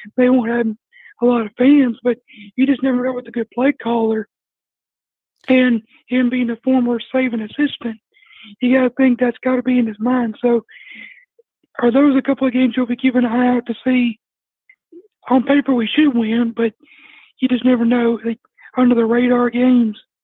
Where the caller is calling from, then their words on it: Alabama, United States; calling from Trustful, Alabama.